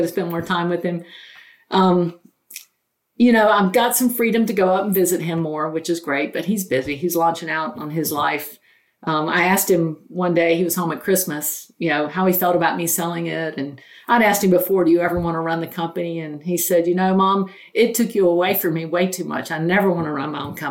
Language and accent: English; North Carolina, United States; I grew up very poor in North Carolina in a single wide